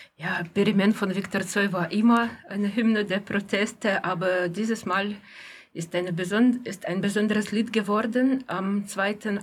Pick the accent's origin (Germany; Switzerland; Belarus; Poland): Belarus; Gomel, Gomel Region; moved away; in meiner Heimatstadt Homel